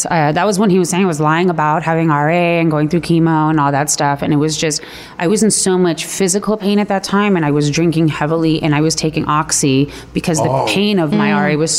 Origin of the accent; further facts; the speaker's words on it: Los Angeles, California, United States; also born or lived in Palos Verdes; Born and raised here in L.A.